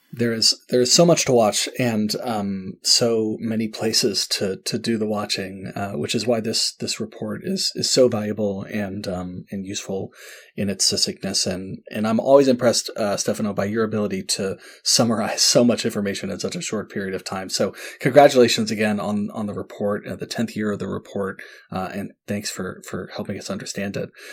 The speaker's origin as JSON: {"language": "English", "region": "North Carolina", "country": "United States", "tie": "born or raised there", "said": "I grew up in North Carolina"}